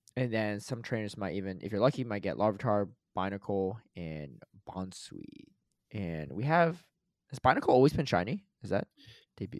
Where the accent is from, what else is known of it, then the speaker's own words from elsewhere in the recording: United States; I grew up in the United States and whatever, I'm American